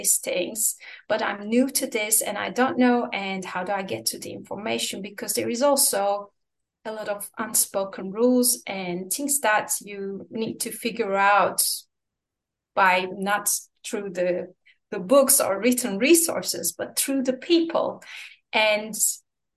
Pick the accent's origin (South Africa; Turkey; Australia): Turkey; moved away as an adult; also born or lived in Istanbul, Turkey; now in Washington DC, United States; a junior lawyer in a mid-sized law firm in Istanbul, Turkey, my home country